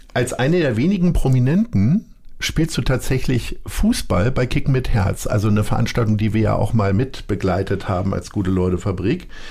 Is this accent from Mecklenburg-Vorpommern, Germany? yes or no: no; Lower Saxony, Germany; moved away as an adult; now in Hamburg, Germany; Sturmfest und Erdverwachsen heißt es ja in unserer Landeshymne